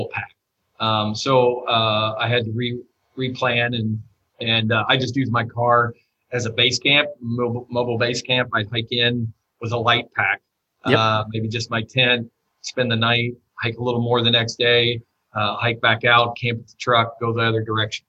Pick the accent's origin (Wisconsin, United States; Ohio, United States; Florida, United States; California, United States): Ohio, United States; moved away; I used to have in Ohio when I was a kid.